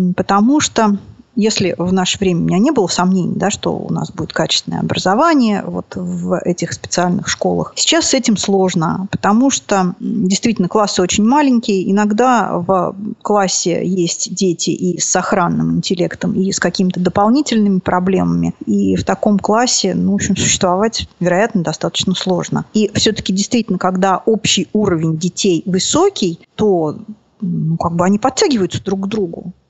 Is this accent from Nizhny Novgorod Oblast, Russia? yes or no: yes; Nizhny Novgorod, Nizhny Novgorod Oblast, Russia; потом родители вернулись вот сюда. Тогда это был город Горький, сейчас Нижний Новгород называется. Был у меня замечательный такой полудетский деревенское детство.